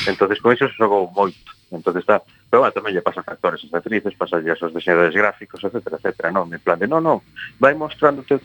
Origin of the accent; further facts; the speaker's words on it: Santiago de Compostela, Galicia, Spain; son de Santiago